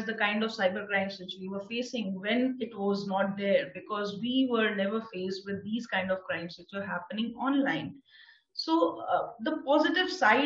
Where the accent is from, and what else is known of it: India